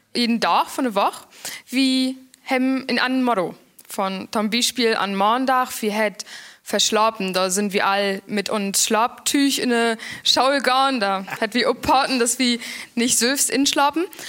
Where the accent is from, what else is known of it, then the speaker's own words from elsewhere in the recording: Mecklenburg-Vorpommern, Germany; Mecklenburg ist meine Heimat